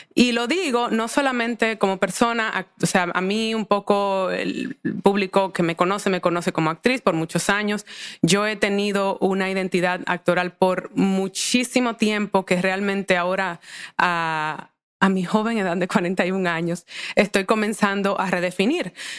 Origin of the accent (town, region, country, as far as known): Santo Domingo, Dominican Republic; born or raised there; moved away as an adult; also born or lived in United States